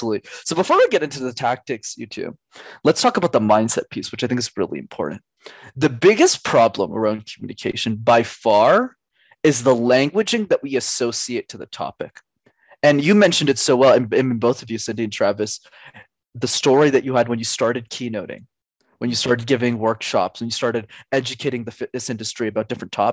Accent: Canada; I'm Canadian

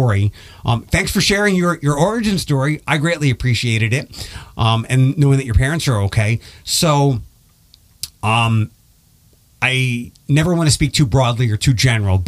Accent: Philadelphia, Pennsylvania, United States; moved away as an adult; also born or lived in Detroit; I'm originally from Philadelphia

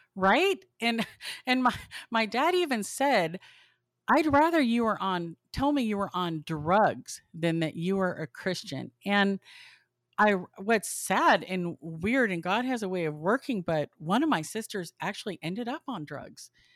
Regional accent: Southern California, United States; I grew up in Southern California

